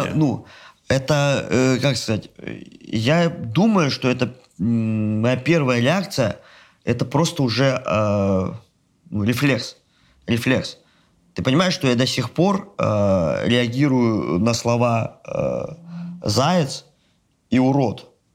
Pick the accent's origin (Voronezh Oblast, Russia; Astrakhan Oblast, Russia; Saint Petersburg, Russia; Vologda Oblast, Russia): Astrakhan Oblast, Russia; Astrakhan; я причем из Астрахани